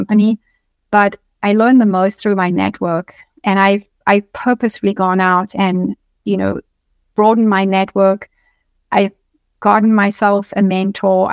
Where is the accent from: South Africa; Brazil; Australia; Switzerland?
South Africa; moved away as an adult; now in United States; I come from South Africa. So I moved to the US